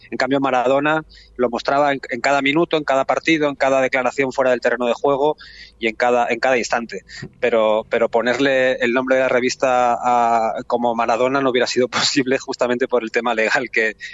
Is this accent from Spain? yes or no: yes; Barcelona, Catalonia, Spain; yo soy de Barcelona, estamos en, en Barcelona